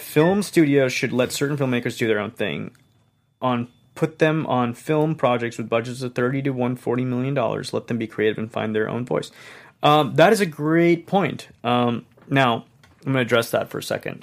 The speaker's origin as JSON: {"language": "English", "country": "Hong Kong", "tie": "born or raised there", "moved": "yes", "said": "I'm not from here. I grew up in Hong Kong"}